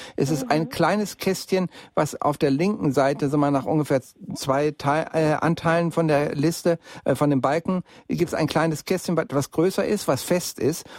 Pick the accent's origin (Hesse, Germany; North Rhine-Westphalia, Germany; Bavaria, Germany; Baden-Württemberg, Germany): North Rhine-Westphalia, Germany; Bielefeld; now in Munich, Germany; in meine alte Heimatstadt nach Bielefeld